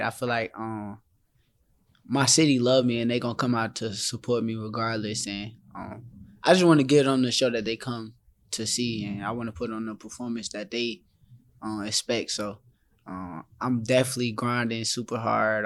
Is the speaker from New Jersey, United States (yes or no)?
yes; Newark, New Jersey, United States; my hometown.